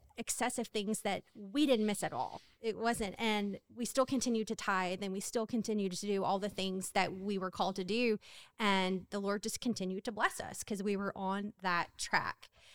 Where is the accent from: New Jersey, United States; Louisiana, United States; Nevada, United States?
Louisiana, United States; Hammond; I'm from Hammond, Louisiana